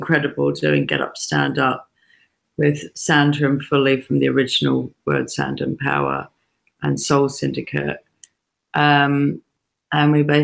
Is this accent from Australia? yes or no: yes; Australia; moved away; also born or lived in England; both my parents are English, but I was born in Australia